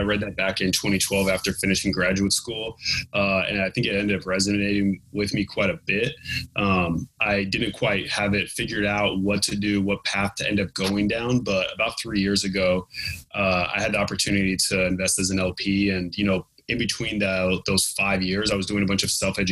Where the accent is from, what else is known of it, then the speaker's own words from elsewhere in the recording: California, United States; my home state of California